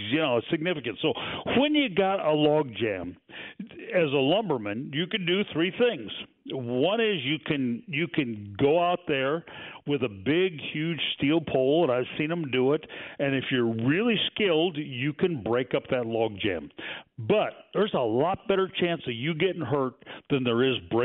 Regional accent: Pacific Northwest, United States; moved away; I grew up in the Pacific Northwest

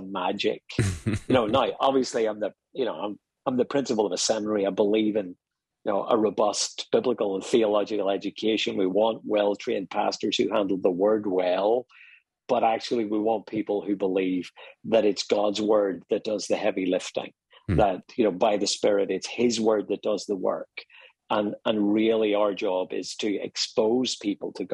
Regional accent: Ireland; accent: Irish; moved away; also born or lived in Dublin, Ireland; I'm Irish, you may pick up from my accent.

